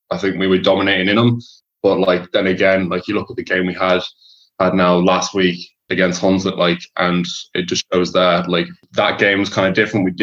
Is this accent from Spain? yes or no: no; Whitchurch, West Midlands, United Kingdom; I'm from Whitchurch in Shropshire, so that'd be that'd be kind of I guess northwest Midlands. So yeah, I've been lived here since we were one, like since I was one. So been brought up over here